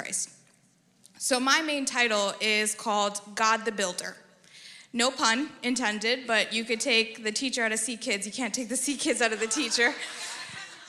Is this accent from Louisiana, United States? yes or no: no; New York, United States; now in Texas, United States; I hail from New York